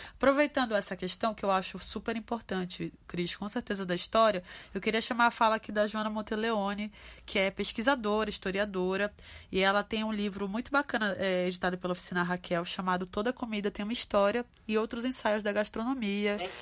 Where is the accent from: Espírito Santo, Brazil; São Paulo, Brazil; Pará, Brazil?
Pará, Brazil; a gente no Pará né, na minha terra tem a, a maniçoba